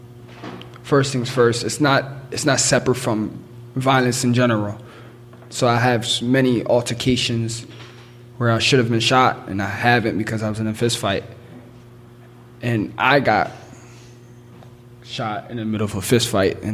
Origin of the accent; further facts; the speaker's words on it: Philadelphia, Pennsylvania, United States; me growing up in North Philadelphia